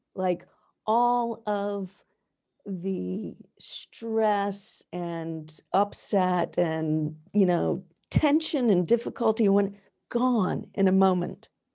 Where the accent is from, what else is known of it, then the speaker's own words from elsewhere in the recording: the American South, United States; now in New England, United States; I did not grow up in New England, which is where I live now. I grew up in the American South